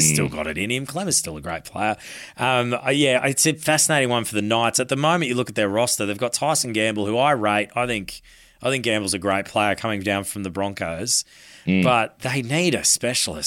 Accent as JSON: {"language": "English", "region": "Queensland", "country": "Australia", "said": "I'm a Queenslander"}